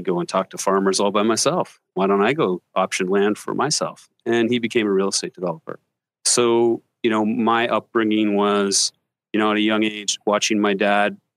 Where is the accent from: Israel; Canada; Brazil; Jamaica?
Canada; Burlington, Ontario; moved away as an adult; also born or lived in Tokyo, Japan; now in United States; I am from Burlington, Ontario, and my brother is from Burlington, Ontario, and we went to high school there and all our schooling there